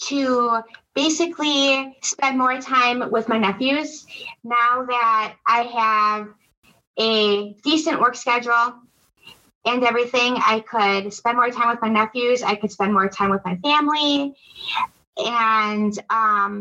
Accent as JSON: {"language": "English", "town": "Milwaukee", "region": "Wisconsin", "country": "United States", "said": "I'm from Wisconsin, Milwaukee, Wisconsin"}